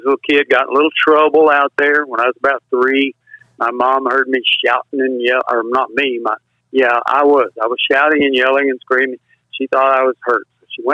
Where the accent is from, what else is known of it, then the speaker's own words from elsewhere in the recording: Bronte, Texas, United States; also born or lived in Ranger, Texas; I was born there in Ranger, Texas. When I was 1 year old, we moved out to further west Texas, north of San Angelo. And I went to first sixth grade to school in a little town called Bront